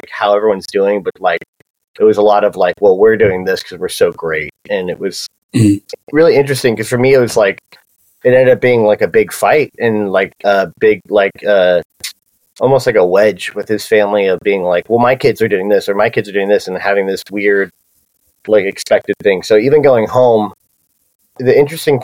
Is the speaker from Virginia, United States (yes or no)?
no; Encinitas, California, United States; I grew up in Cardiff and Encinitas area, North County, San Diego.